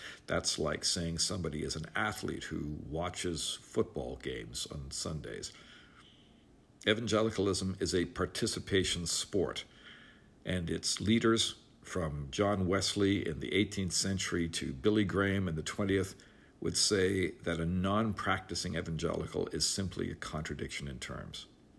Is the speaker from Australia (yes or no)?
no; Canada; also born or lived in United Kingdom; I'm an evangelical myself, born and raised in Canada and the United Kingdom among evangelical Christians, and educated among evangelicals in the United States as well.